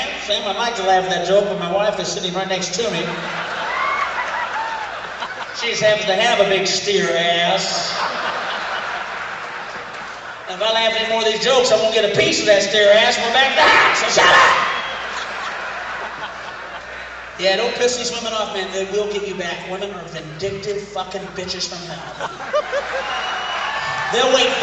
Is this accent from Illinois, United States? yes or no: yes; Peoria, Illinois, United States; moved away; I'm originally from Peoria